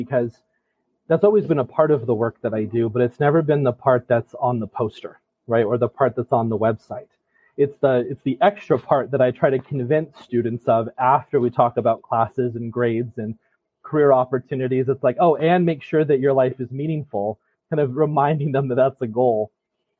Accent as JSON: {"language": "English", "region": "Utah", "country": "United States", "moved": "as an adult", "lives_now": "Vermont, United States", "said": "I'm originally from Utah."}